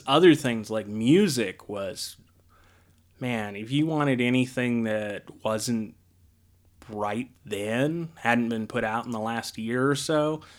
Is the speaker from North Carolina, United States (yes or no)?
no; Deming, New Mexico, United States; Yeah, Deming specifically.